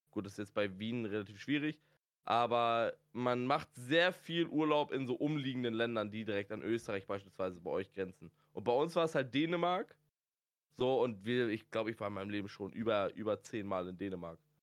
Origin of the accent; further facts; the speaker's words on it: Schleswig-Holstein, Germany; ich bin Schleswig-Holsteiner